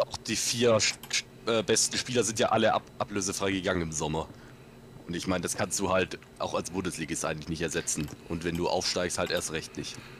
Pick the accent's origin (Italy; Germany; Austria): Germany; near Stuttgart, Baden-Württemberg; Ich komme aus der Nähe von Stuttgart.